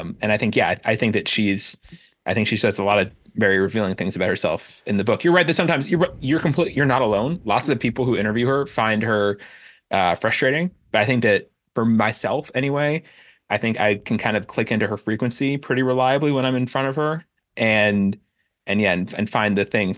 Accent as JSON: {"language": "English", "town": "Miami Beach", "region": "Florida", "country": "United States", "tie": "born or raised there", "said": "I grew up in Miami Beach"}